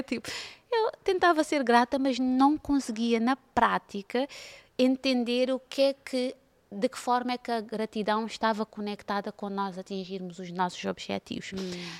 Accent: Cape Verde; now in Portugal; eu venho de Cabo Verde

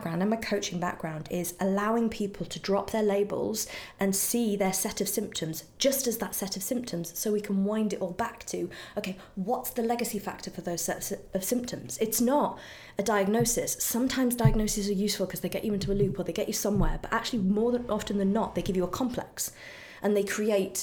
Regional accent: United Kingdom; now in United States; in Britain we have the NHS

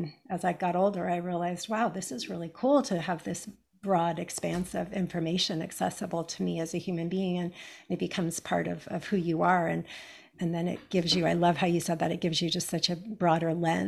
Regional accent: California, United States; I grew up in America, in California

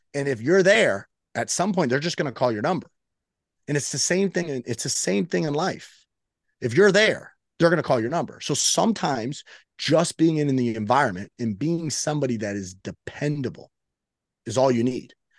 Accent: Miami, Florida, United States; I am, uh, born and raised in Miami.

